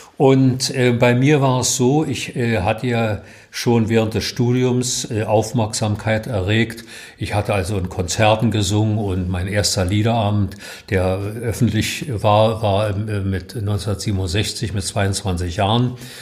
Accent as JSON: {"language": "German", "region": "Berlin", "country": "Germany", "tie": "born or raised there", "said": "ich bin aus Mahlsdorf nie rausgekommen. Ich habe mein ganzes Leben hier im Umkreis meines jetzigen Hauses verbracht."}